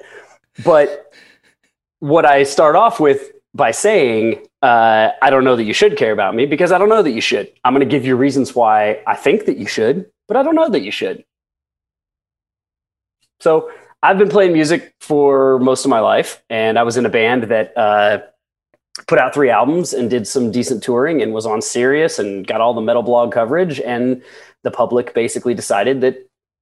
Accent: Indiana, United States; When I was 17, I grew up in Indiana

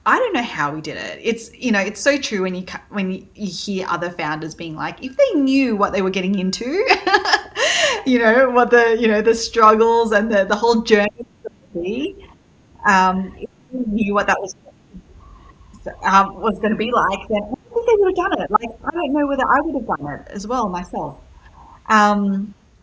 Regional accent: Sydney, New South Wales, Australia; accent: Aussie; also born or lived in Malaysia; now in New York, United States; my parents are originally from Malaysia, took us over to Australia, Sydney, Australia, when I was pretty much a baby. So you can tell from my accent, I'm very, very Aussie.

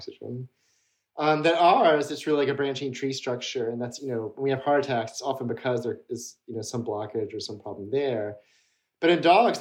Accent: Mississippi, United States; I grew up in Mississippi

